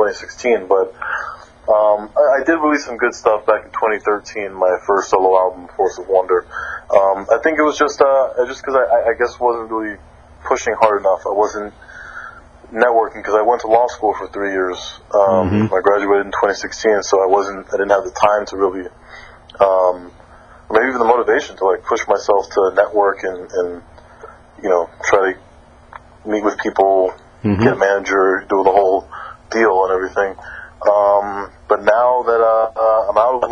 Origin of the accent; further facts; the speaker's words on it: Miami, Florida, United States; I'm from Miami, Florida